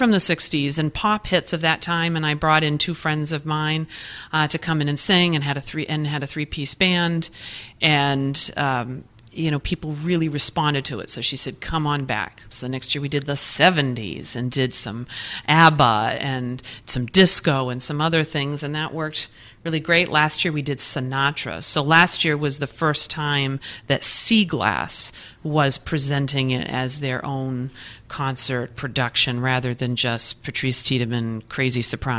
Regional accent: New England, United States; accent: New England; got my New England accent comes out every once in a while

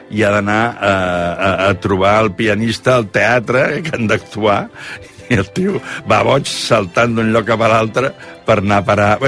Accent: Catalonia, Spain; ara vaig per les vinyes de, de la meva comarca de Barberà de la Conca

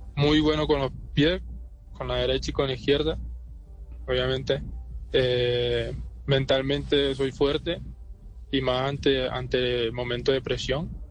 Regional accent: Barranquilla, Atlántico, Colombia; moved away; also born or lived in Medellín; yo nací en Barranquilla el año 98

